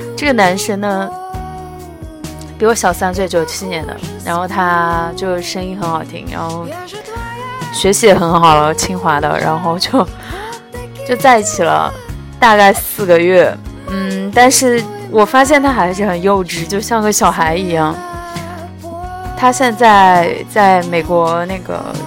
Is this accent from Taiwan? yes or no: no; China; also born or lived in Shanghai; 我们中国人又有那种传统的观念